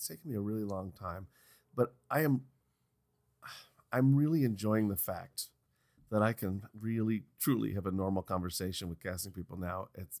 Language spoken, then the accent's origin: English; New York, United States; we're both from New York.